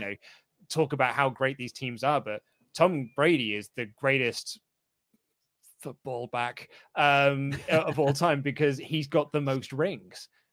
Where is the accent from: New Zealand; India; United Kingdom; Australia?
United Kingdom; as a Brit